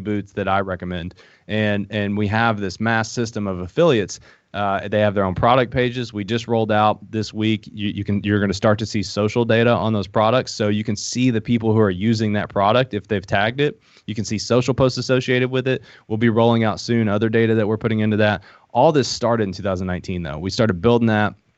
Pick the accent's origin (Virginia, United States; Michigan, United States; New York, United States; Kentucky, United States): Kentucky, United States; Middlesboro; accent: hillbilly; moved away; also born or lived in Harlan, Kentucky; I grew up in Middlesbrough, Kentucky, but I was born in Harlan, Kentucky